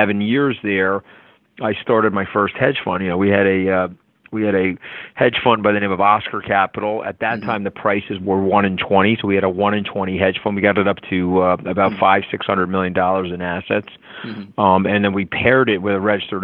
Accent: Long Island, New York, United States; I was a poor kid growing up on Long Island

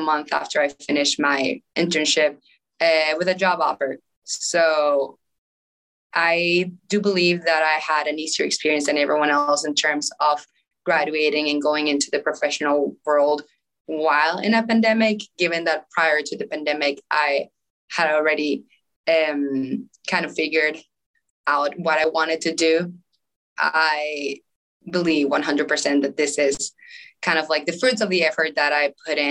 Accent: Caracas, Capital District, Venezuela; English is a second language; moved away as an adult; also born or lived in North Carolina, United States; now in United States; I was born and raised in Venezuela, Caracas to be specific. I grew up there my whole life

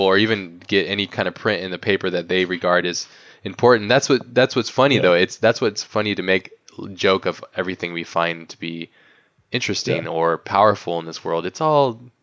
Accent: United States; in my own context of being American

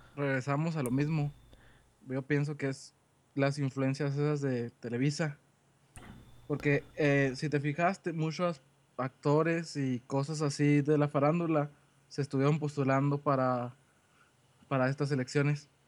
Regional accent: Mexico; yo, pienso ya como mexicano

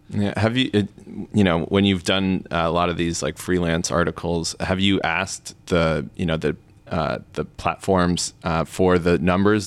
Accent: United States; as an American

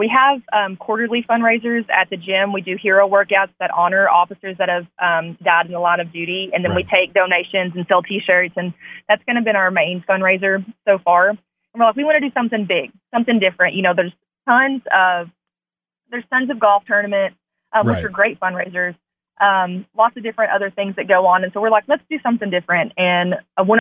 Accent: Northeast Arkansas, United States; I'm from the Northeast Arkansas area

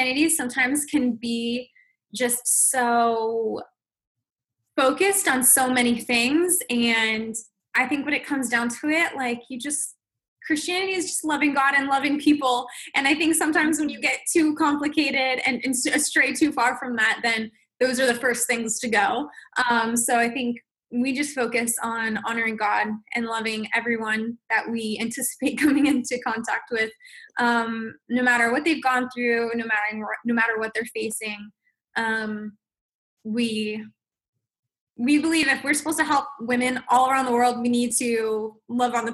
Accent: Netherlands; I'm from the Netherlands.

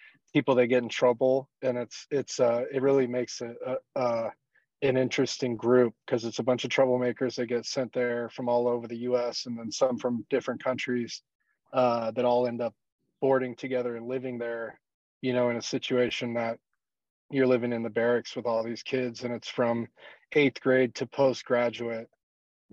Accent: South Padre Island, Texas, United States; also born or lived in Corpus Christi, Texas; I grew up in South Texas, in a place called South Padre Island, and then also spent some time in Corpus Christi, North Padre Island, throughout my early years.

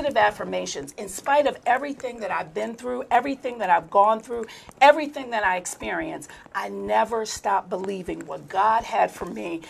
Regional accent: Baltimore, Maryland, United States; that's where I'm originally from

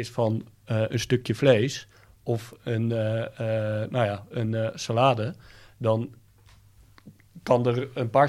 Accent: Thailand; born there; Nou, ik ben, ik ben in Thailand geboren.

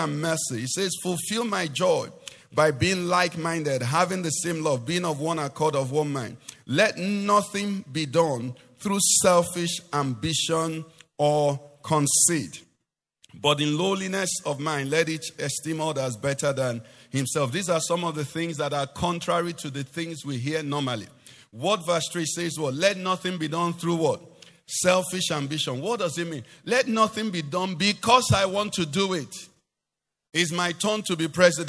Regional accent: Anambra, Nigeria; I'm from Anambra

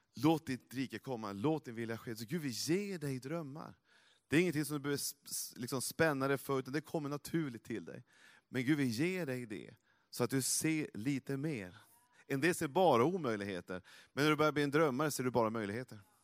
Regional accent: Norrland, Sweden; jag är från Norrland

